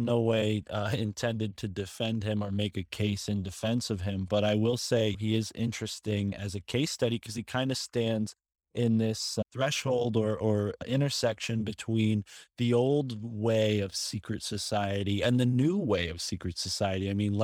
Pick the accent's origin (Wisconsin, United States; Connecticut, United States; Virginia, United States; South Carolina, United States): Connecticut, United States; growing up in Connecticut, very close to Yale University